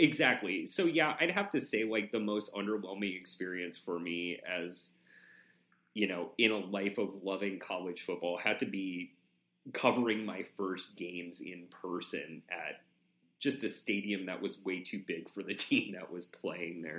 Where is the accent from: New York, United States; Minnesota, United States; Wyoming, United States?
Wyoming, United States; moved away; also born or lived in Oregon; living in, growing up in Wyoming